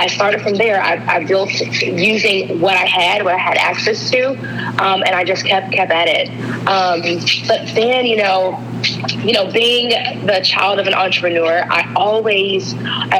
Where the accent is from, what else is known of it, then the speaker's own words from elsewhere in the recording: Alabama, United States; I am from Alabama.